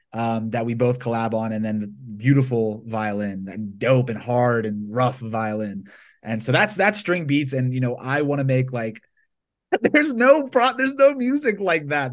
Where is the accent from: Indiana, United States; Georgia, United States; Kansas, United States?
Georgia, United States; Atlanta; born or raised there; moved away as an adult; now in Los Angeles, United States